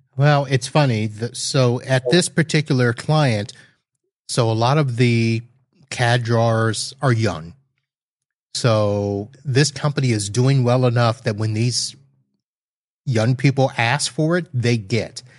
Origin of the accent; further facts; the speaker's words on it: Satellite Beach, Florida, United States; my hometown of Satellite Beach, Florida